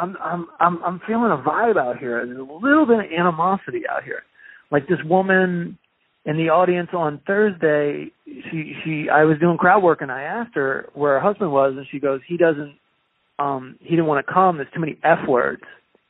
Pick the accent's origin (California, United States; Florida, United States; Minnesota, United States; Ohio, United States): Ohio, United States; I'm from Ohio.